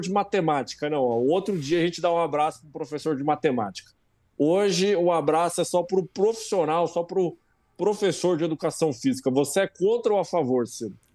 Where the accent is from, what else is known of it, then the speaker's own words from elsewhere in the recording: Brazil; a gente é brasileiro